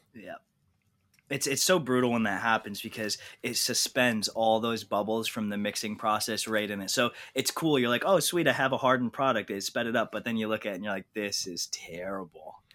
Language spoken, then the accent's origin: English; New York, United States; also born or lived in Idaho; I grew up in New York, moved to Idaho for a couple years to go get a graduate degree out there